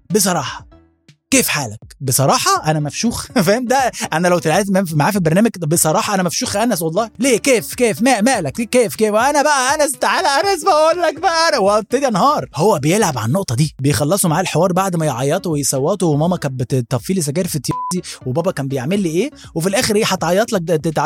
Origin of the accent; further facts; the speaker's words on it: Alexandria Governorate, Egypt; جوانا كمصريين